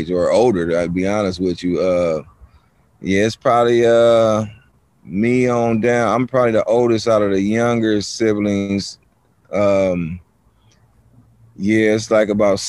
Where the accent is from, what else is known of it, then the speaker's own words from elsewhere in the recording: San Francisco, California, United States; also born or lived in Berkeley, California; born and raised in Hunters Point